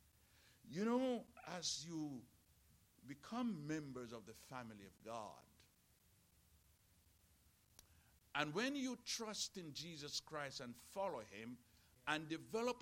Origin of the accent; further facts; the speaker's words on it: Jamaica; I was born in Jamaica. You can hear it